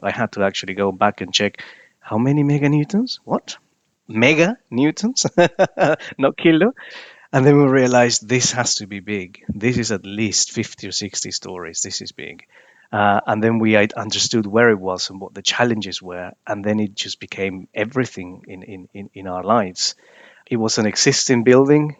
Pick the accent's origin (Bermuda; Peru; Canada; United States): Peru; moved away as an adult; now in United Kingdom; I was born in Peru. I moved to the U K in two thousand and nine.